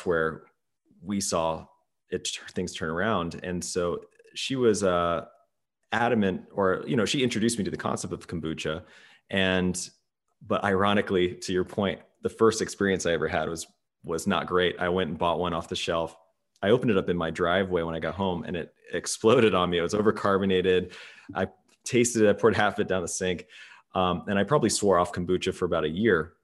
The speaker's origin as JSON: {"language": "English", "region": "Midwest", "country": "United States", "tie": "born or raised there", "said": "I grew up in the Midwest"}